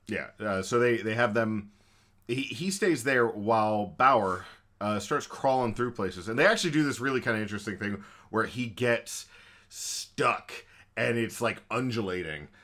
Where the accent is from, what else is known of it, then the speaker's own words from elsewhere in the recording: Texas, United States; We're Texan.